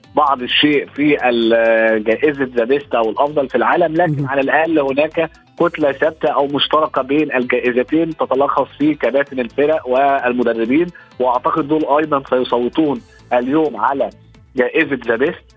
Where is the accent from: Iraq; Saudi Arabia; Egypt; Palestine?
Egypt; كلنا كمصريين وعرب